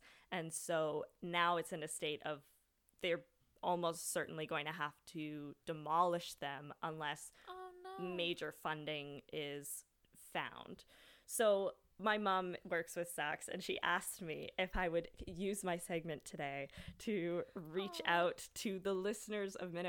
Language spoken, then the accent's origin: English; Sydney, Nova Scotia, Canada; born or raised there